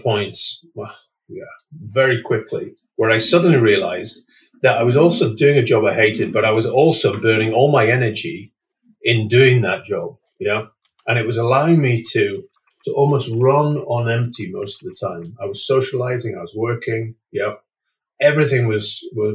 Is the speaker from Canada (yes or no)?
no; United Kingdom; also born or lived in Scotland / North East England; I grew up in Scotland in the northeast of England